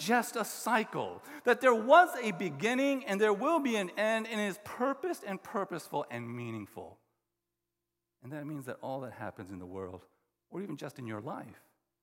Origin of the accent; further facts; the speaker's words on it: the South, United States; I grew up in the South